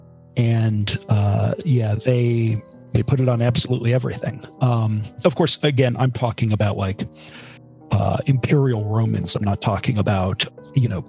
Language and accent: English; Harrisburg, Pennsylvania, United States